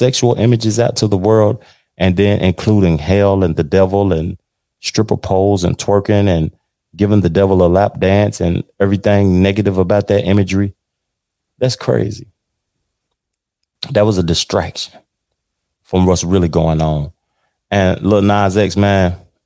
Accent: Tennessee, United States; moved away; my home state of Tennessee

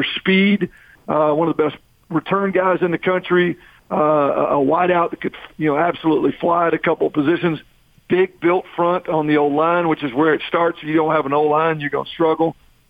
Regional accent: Texas, United States; moved away as an adult; now in Utah, United States; I'm from Texas, but I've coached in 7-8 different states now

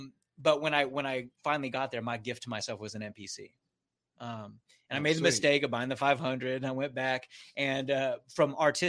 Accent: San Diego, California, United States; I grew up in Scripps, if you're familiar with Scripps Ranch

